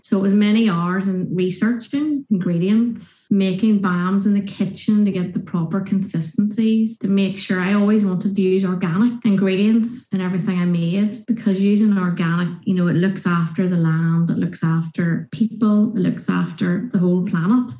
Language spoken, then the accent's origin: English; Northern Irish, Northern Ireland, United Kingdom; being Northern Irish